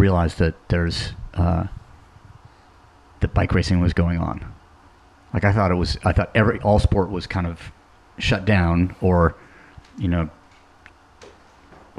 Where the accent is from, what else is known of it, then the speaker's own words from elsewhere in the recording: Seattle, Washington, United States; when I grew up here in Seattle